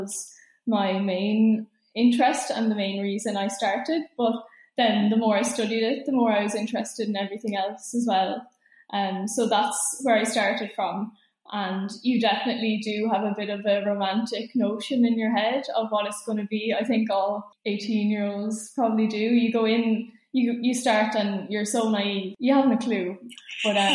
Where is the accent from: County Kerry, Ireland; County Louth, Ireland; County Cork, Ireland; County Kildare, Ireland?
County Kildare, Ireland; Celbridge; I'm from Selbridge in Kildare